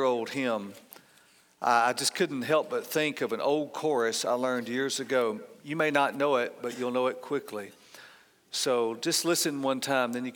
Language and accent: English; outside of Atlanta, Georgia, United States; I grew up outside of Atlanta